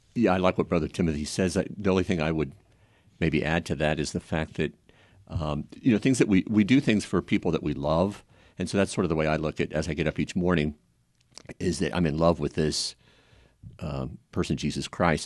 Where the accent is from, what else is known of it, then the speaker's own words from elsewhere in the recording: Kansas City, United States; also born or lived in Concordia, Kansas; I was born in Concordia, Kansas. and grew up the most, um, uh, the majority of my life in Kansas City